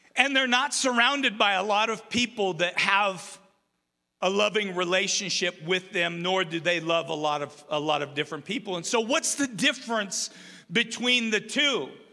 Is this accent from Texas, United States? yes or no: no; Umatilla, Oregon, United States; now in Rupert, United States; I grew up in Umatilla, Oregon